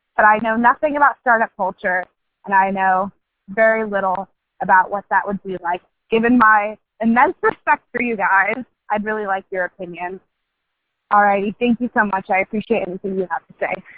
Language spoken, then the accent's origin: English; California Central Valley, United States; moved away as an adult; also born or lived in Ithaca, New York; I'm originally from the California Central Valley.